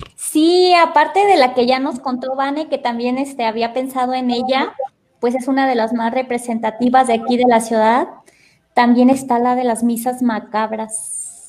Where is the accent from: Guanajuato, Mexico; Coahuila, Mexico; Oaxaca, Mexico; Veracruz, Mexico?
Guanajuato, Mexico; Salamanca; also born or lived in Chiapas, Mexico; soy de aquí de Salamanca